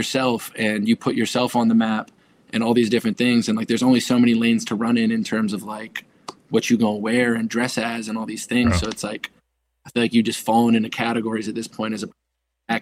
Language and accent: English; Fairfax County, Northern Virginia, United States; moved away as an adult; also born or lived in Dallas, Texas / Cincinnati, Ohio; now in Los Angeles, United States; I grew up in Fairfax County, which is like, it's like 30 minutes south of DC